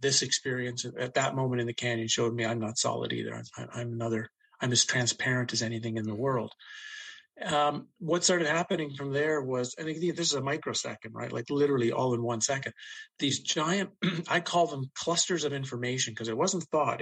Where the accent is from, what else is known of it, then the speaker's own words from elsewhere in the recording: Ottawa, Ontario, Canada; really spent most of my life growing up in Ottawa, nation's capital of Canada